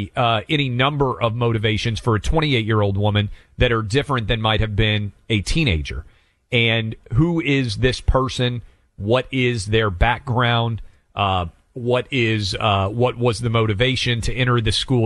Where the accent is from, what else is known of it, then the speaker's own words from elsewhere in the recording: Nashville, Tennessee, United States; my hometown of Nashville